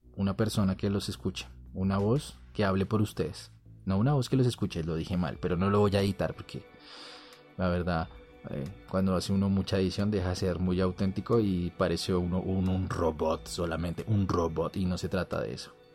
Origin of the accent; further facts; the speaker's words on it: Bogotá, Colombia; En mi país, Colombia, de donde soy natal, la ciudad Bogotá, donde trabajo también